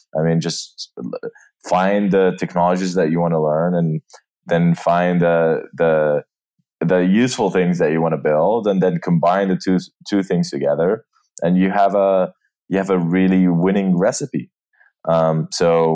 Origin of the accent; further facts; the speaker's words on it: Jordan; moved away as an adult; also born or lived in New York; now in San Francisco, United States; I am from Jordan. That's where I grew up